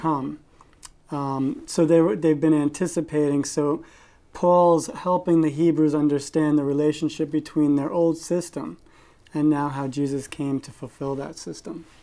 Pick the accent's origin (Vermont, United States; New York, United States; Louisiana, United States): New York, United States; Westchester County; moved away; I'm originally from Westchester County, New York